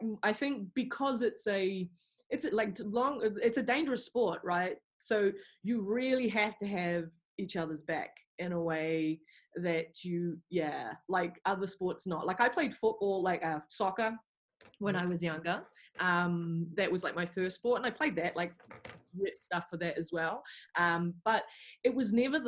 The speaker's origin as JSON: {"language": "English", "region": "Wellington", "country": "New Zealand", "tie": "born or raised there", "also_born_or_lived": "England", "moved": "as an adult", "said": "I grew up here in Wellington, and I'd lived here my whole life"}